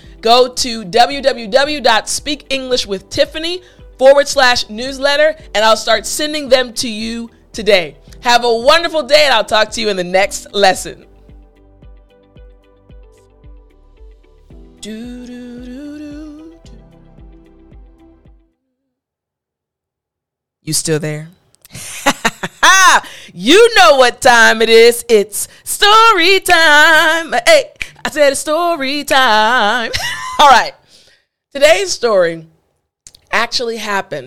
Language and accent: English; United States; I'm American